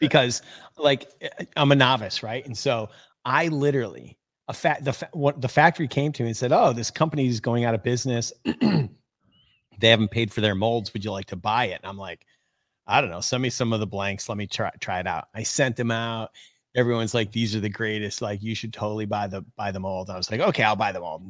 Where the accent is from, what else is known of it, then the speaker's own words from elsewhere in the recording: Oneida Lake, New York, United States; I grew up on Oneida Lake.